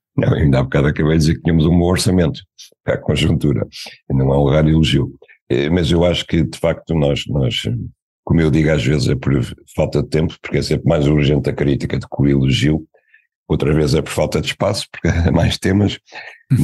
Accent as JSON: {"language": "Portuguese", "country": "Portugal", "said": "como português"}